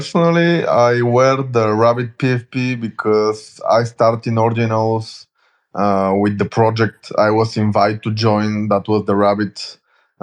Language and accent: English; Bulgaria; I'm from Bulgaria.